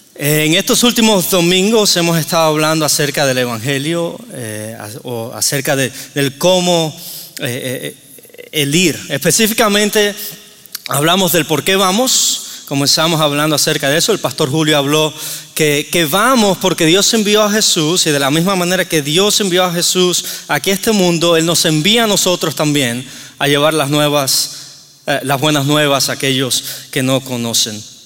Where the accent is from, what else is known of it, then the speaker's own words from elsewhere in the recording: Cuba; moved away; vengo de Cuba